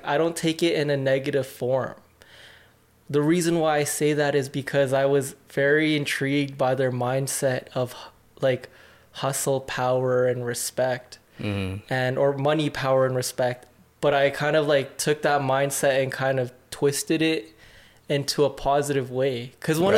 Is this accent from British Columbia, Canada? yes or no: no; the Northeast, Alberta, Canada; I grew up in the Northeast